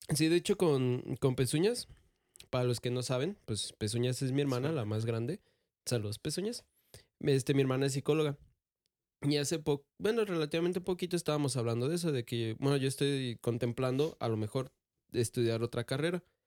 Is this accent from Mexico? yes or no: yes; Michoacán, Mexico; nosotros somos de Michoacán